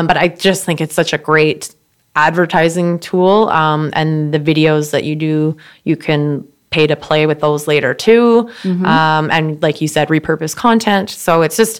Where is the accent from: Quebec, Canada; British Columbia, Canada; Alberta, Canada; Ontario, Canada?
British Columbia, Canada; Surrey; I grew up in Surrey